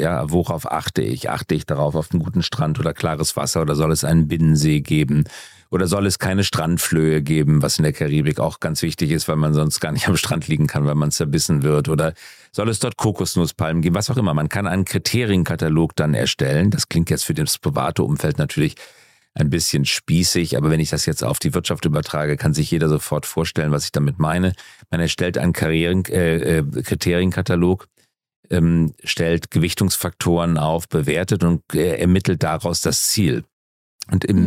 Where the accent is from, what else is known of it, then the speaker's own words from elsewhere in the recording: Germany; wir als Deutsche